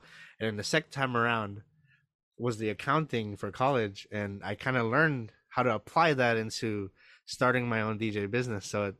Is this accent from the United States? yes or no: no; Philippines; So, I love being Filipino. It's cool.